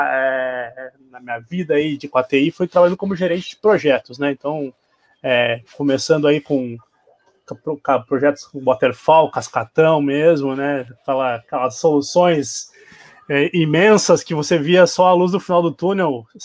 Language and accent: Portuguese; Porto Alegre, Rio Grande do Sul, Brazil; sou oriundo dos Pampas, né, sou, sou gaúcho, sou de, aqui de Porto Alegre